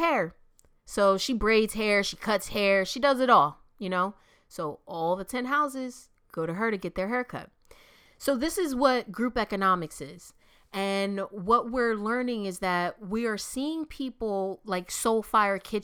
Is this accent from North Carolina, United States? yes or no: no; Camden, New Jersey, United States; I'm from Camden, New Jersey.